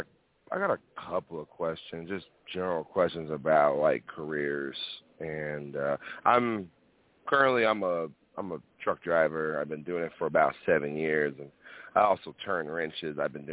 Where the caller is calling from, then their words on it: Northeast Texas, United States; I'm calling from Texas.